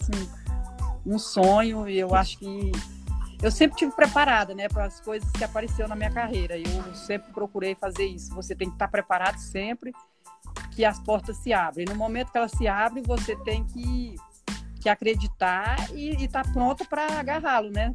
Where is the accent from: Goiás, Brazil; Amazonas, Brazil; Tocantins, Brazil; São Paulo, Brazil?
Goiás, Brazil; Goiânia; also born or lived in São Félix do Araguaia, Mato Grosso; Nascemos no Mato Grosso e fomos criados em Goiânia